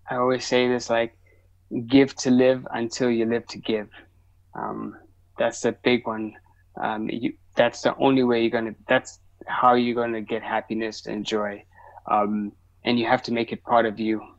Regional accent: Zimbabwe; English is a second language; also born or lived in South Africa / Ethiopia; So I'm Ethiopian from East Africa. That's but I grew up in like Zimbabwe, South Africa. Uh, um, so that's so that's where I'm from. That's where my family is, and so I go visit.

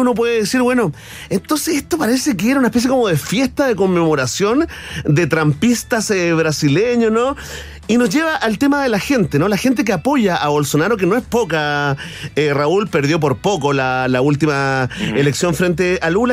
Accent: Chile

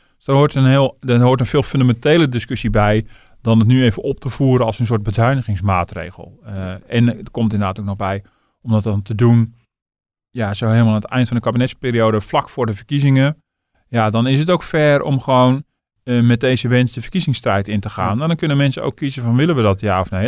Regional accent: Netherlands

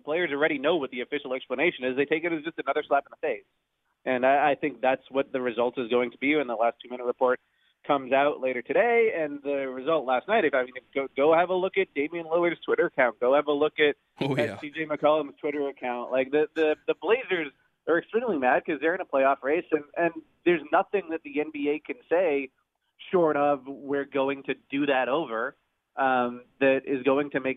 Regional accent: Toronto, Ontario, Canada; I'm from Toronto

